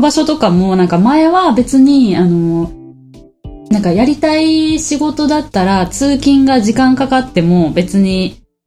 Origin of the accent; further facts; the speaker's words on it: Osaka, Japan; also born or lived in Taiwan; 地元が大阪だから